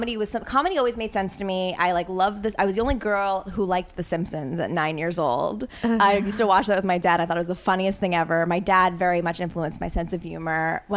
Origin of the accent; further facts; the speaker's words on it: Connecticut, United States; also born or lived in New York City, New York; I'm from Connecticut. Mm-hmm. So like very waspy Connecticut.